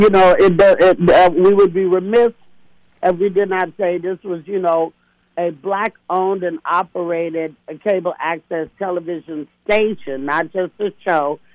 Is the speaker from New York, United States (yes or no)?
no; Castro Valley, California, United States; also born or lived in Oakland, California / Hayward, California; Then my family moved me and educated me in the white suburbs of Oakland called Castro Valley, California